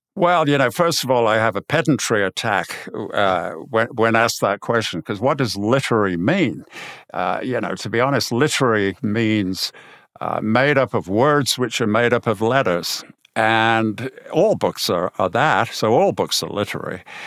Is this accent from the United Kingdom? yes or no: yes; Birmingham, West Midlands, United Kingdom; I'm from Birmingham